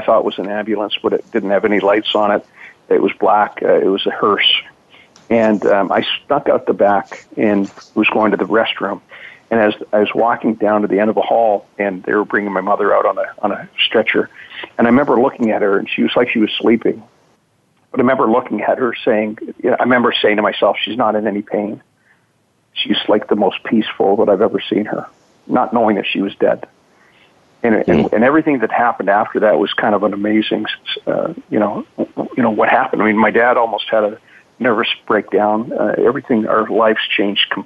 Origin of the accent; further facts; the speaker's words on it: Edmonton, Alberta, Canada; I grew up in Canada and was born in Edmonton.